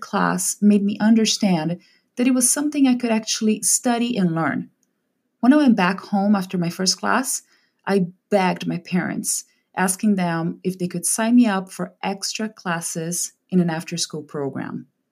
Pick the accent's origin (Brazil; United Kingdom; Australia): Brazil; English is a second language; moved away as an adult; now in California, United States; In Brazil, we usually have English classes from a very early age